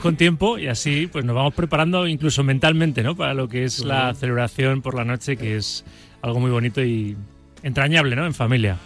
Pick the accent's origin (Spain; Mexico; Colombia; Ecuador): Spain; Valencian Community; moved away as an adult; now in Madrid, Spain; Yo soy valenciano Llevo 20 años aquí en Madrid